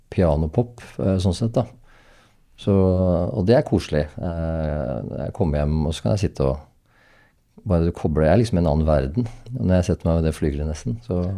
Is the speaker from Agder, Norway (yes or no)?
no; Hadeland, Innlandet, Norway; also born or lived in Oslo; now in Oppegård, Norway; jeg kommer fra Hadeland